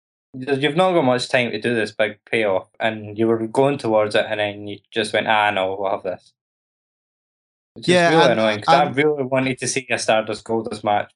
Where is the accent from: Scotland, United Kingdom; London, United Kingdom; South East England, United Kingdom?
Scotland, United Kingdom; I'm Scottish